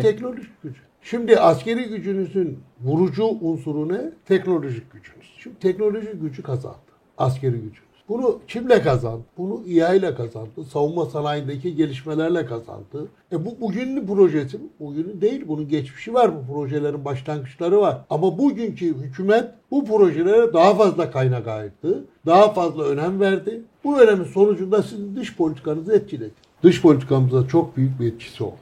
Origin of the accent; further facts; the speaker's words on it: Sürmene, Trabzon, Turkey; Dedim Surmaneli